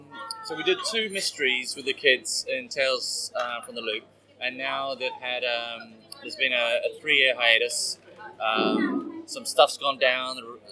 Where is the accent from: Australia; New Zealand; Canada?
New Zealand; now in United Kingdom; although I've lived here for a while. I'm from New Zealand originally.